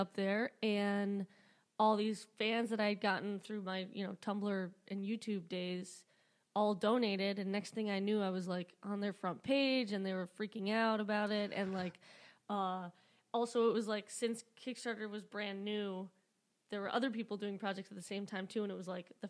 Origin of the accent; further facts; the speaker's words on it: Flowery Branch, Georgia, United States; also born or lived in Michigan; So I grew up in Flowery Branch, Georgia.